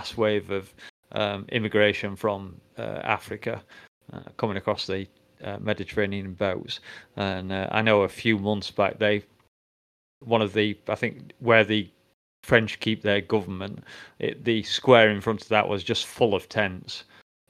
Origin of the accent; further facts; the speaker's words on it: England, United Kingdom; I'm English